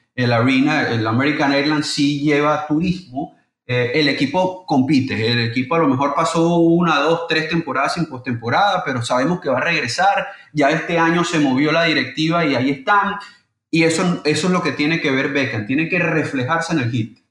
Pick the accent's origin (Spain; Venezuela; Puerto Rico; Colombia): Venezuela; soy venezolano